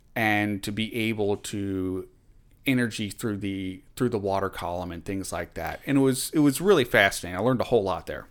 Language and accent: English; Richmond, Virginia, United States; moved away as an adult; also born or lived in Monroe, Louisiana / Norfolk, Virginia; now in Philadelphia, United States; I grew up in Richmond, Virginia.